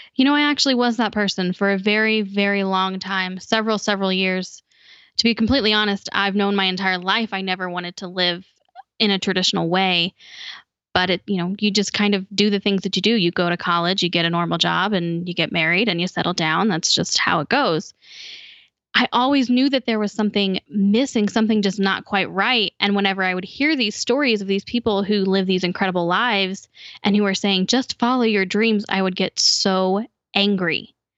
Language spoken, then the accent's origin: English; Indianapolis, Indiana, United States; moved away; I actually grew up in the capital city of Indiana.